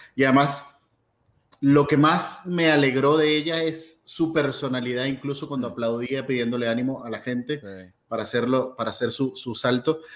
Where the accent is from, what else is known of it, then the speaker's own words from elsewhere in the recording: Venezuela; para mí como venezolano